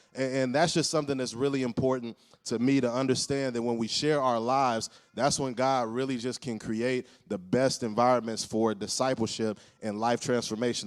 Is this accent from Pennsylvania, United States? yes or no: no; Cleveland, Ohio, United States; I'm from Cleveland, but working with the Cavs